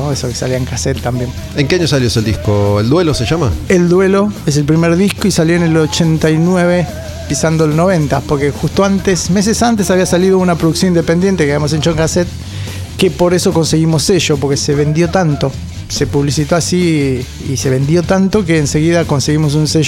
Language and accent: Spanish; Lanús, Buenos Aires Province, Argentina; now in Quilmes, Argentina; Sí, toda mi vida viví en Lanús. Estos últimos tres años estuve en Quilmes. Pero toda mi vida viví en Lanús, Lanús Oeste. Eh, zona sur siempre.